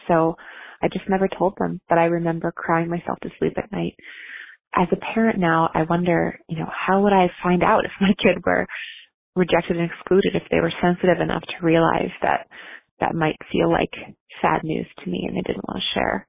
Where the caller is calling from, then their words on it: Boston, Massachusetts, United States; I'm calling from the Boston area.